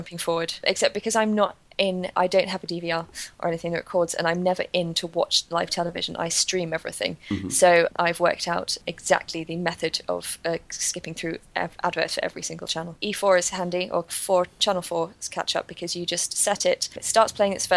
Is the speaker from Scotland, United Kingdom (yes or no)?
no; London, United Kingdom; I grew up in North London